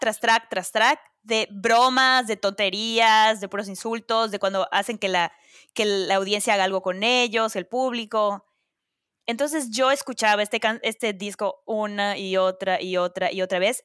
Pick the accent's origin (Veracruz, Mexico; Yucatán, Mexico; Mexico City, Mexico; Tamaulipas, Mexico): Yucatán, Mexico; Mérida; moved away as an adult; now in New York City, United States; … y yo somos de Mérida